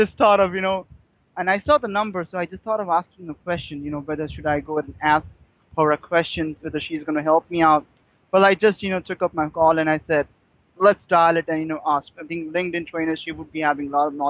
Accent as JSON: {"language": "English", "town": "Mumbai", "region": "Maharashtra", "country": "India", "said": "I'm from India, Mumbai."}